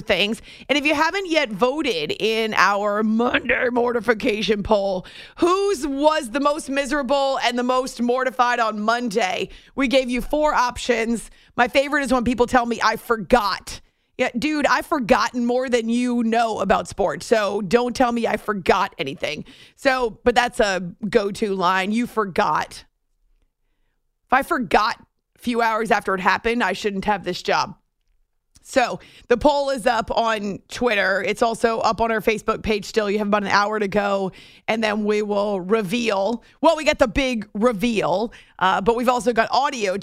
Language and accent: English; New Hampshire, United States; moved away; when I was growing up in New Hampshire